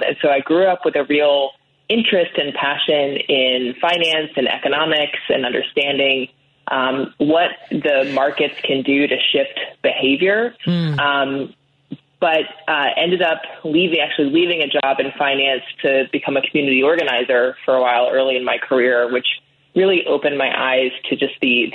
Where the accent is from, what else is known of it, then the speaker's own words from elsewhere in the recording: Annapolis, Maryland, United States; I grew up in Annapolis, Maryland